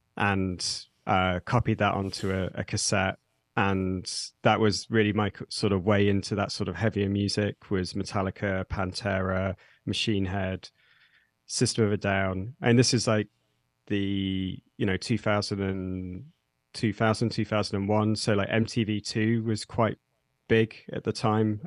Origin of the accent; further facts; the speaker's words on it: Nottingham, East Midlands, United Kingdom; I'm from the U K. I grew up in Nottingham, which is a, a city in the, the middle of the U K, that, in the Midlands.